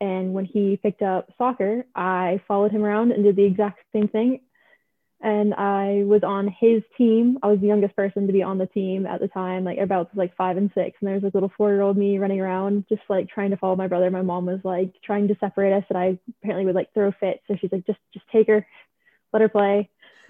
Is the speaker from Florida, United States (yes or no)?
yes; Florida, United States; moved away as an adult; now in Cardiff, United Kingdom; I'm from Florida, the United States. It's not a speech impediment. This is the way I speak.